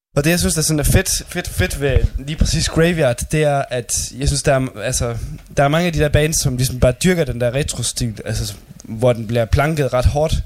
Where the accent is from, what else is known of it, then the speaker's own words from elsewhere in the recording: Denmark; her hjemme i Danmark